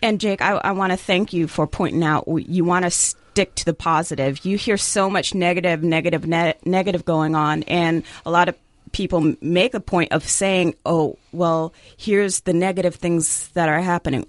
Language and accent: English; Jamaica; I'm, I'm Jamaican